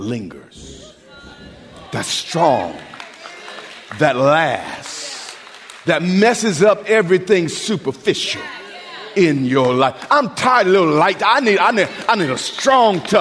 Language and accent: English; United States; we're from America